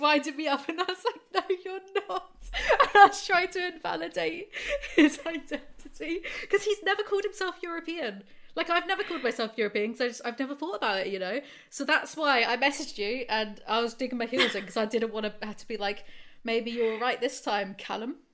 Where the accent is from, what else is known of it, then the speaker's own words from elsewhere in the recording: England, United Kingdom; I'm just English